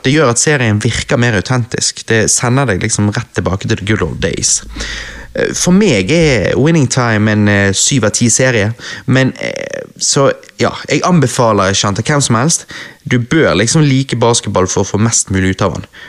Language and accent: Norwegian; Norway; jeg er norsk.